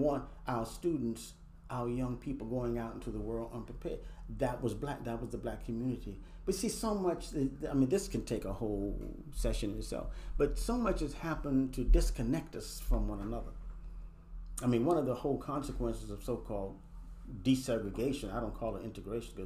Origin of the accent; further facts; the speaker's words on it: Washington, District of Columbia, United States; I grew up in Northeast Washington, D.C.